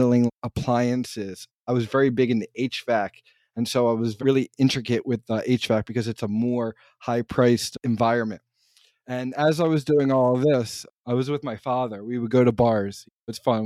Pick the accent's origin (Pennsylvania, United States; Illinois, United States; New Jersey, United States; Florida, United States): New Jersey, United States; also born or lived in Philadelphia / Pittsburgh area; I grew up in South Jersey